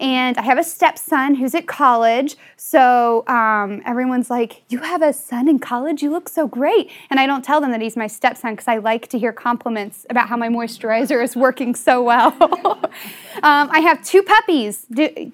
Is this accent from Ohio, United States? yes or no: yes; Southern Ohio, United States; also born or lived in West Virginia; I was born in West Virginia and raised in Southern Ohio.